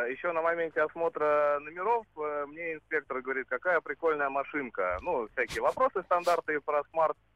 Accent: Saint Petersburg, Russia

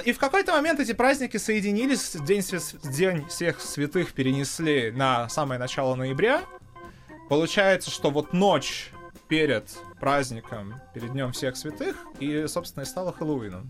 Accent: Zhukovsky, Moscow Oblast, Russia; Это подмосковная школа э, из города Жуковский

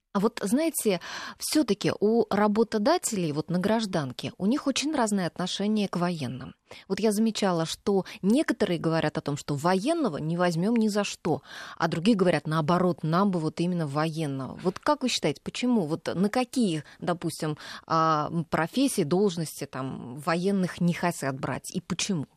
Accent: Voronezh, Voronezh Oblast, Russia; moved away; Я вот сама выросла рядом с военным училищем. Я родилась в Воронеже

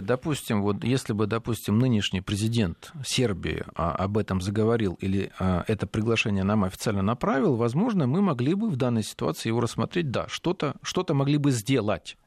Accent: southern Russia, Russia; уроженец Южной России

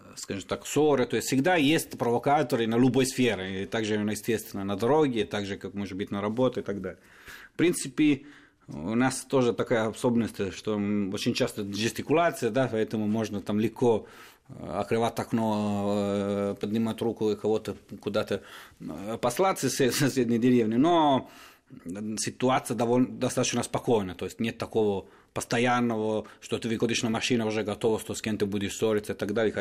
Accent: Turin, Piedmont, Italy; Russian is a second language; moved away; из Турина, мой родной город

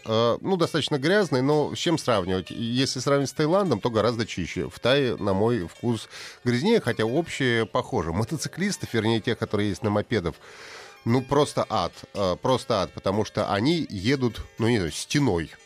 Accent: Russia; я из России

